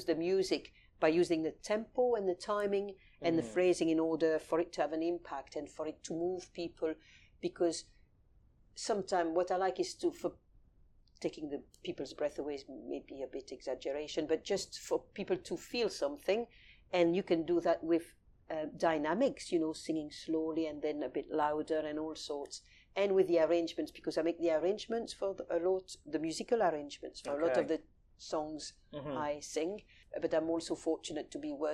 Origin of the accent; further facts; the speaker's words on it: Paris, Île-de-France, France; now in London, United Kingdom; I was raised in Paris